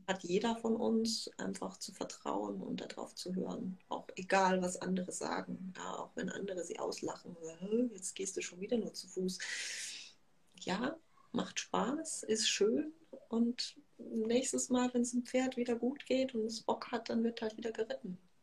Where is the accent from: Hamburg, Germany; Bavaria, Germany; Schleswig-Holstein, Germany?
Bavaria, Germany; Munich; ich komme aus München